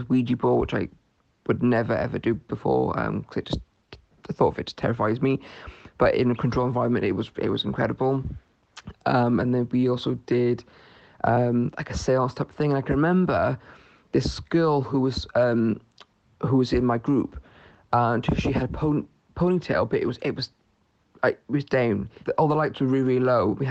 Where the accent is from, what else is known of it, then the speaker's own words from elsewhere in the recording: Newport, Wales, United Kingdom; I'm from Newport in South Wales